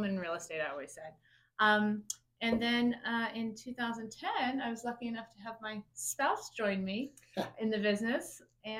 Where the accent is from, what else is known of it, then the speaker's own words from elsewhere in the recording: South Florida, United States; moved away as an adult; now in Omaha, United States; about a year after we moved to Omaha, because I'm from South Florida.